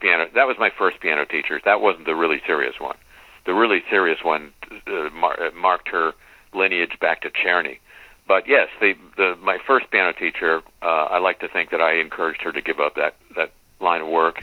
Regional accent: West Coast, United States; I grew up on the West Coast

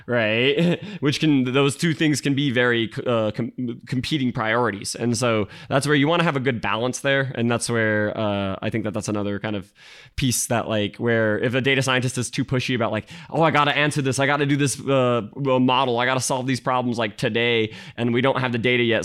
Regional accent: Utah, United States; moved away as an adult; now in San Francisco Bay Area, United States; I grew up in Utah

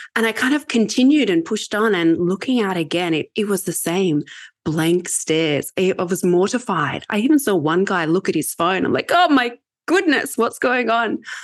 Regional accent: Australia; accent: Australian; moved away; I'm Australian

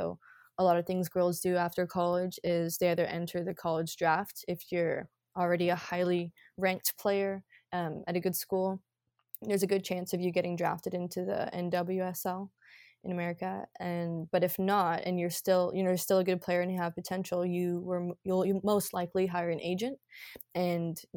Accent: Scotland, United Kingdom; born there; And so I was actually really blessed to have that because I was born in Scotland.

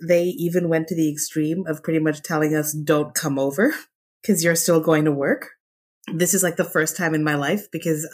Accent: Canada; born and brought up in Canada

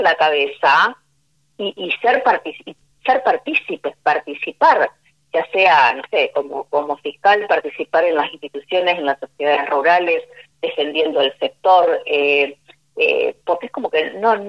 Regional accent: Argentina; como, como argentino

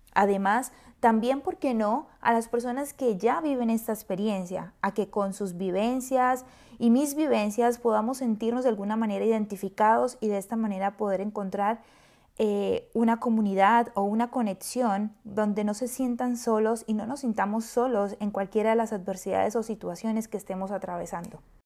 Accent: Colombia; moved away as an adult; now in San Francisco, United States; soy orgullosamente colombiana, una colombiana viviendo en una de las mejores ciudades y de las ciudades más lindas de Estados Unidos, San Francisco

